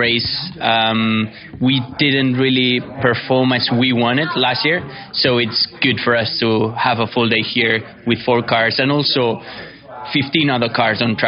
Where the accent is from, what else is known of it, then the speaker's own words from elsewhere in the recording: near Barcelona, Catalonia, Spain; my hometown, because I'm living in like the middle of nowhere as well, like 30 minutes away from Barcelona